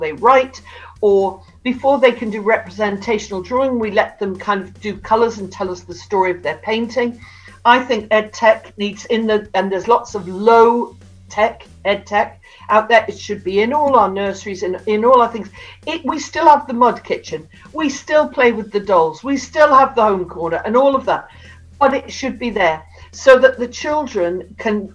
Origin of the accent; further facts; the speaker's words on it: Newcastle upon Tyne, North East England, United Kingdom; I've got a snidey one because I come from Newcastle